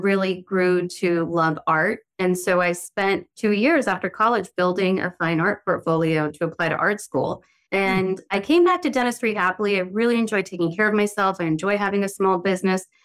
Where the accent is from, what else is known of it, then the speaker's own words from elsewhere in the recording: the South, United States; now in New York City, United States; I'm from the South and my family are from a fairly tropical place